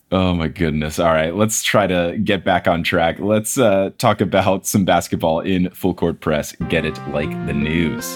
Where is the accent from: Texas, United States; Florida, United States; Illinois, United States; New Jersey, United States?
New Jersey, United States; growing up in New Jersey